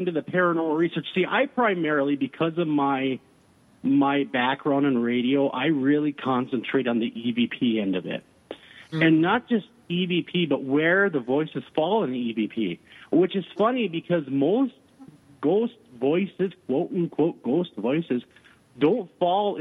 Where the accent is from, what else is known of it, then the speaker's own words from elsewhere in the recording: Minnesota, United States; I'm from Minnesota